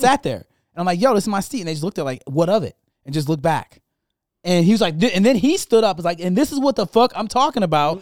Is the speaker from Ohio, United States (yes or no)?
no; Michigan, United States